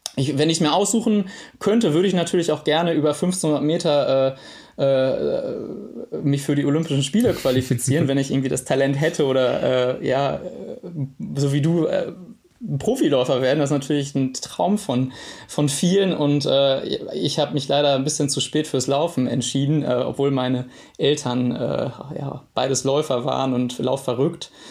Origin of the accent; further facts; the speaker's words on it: Witten, North Rhine-Westphalia, Germany; also born or lived in Dortmund; ich komme ähm, ganz ursprünglich aus Dortmund, dann war ich, habe ich in meiner Jugend in Witten gewohnt